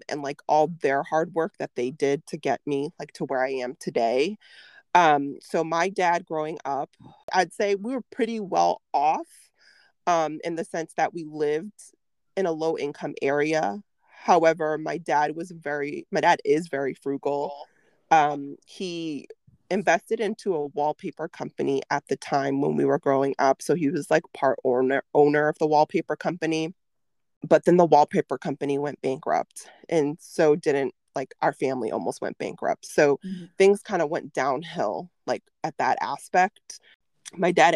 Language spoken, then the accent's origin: English; Chelsea, Massachusetts, United States; I grew up in Chelsea, Mass